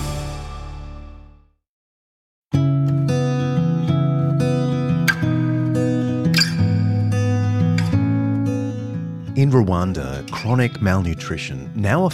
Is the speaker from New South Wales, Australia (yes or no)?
yes; Sydney, New South Wales, Australia; my hometown, Sydney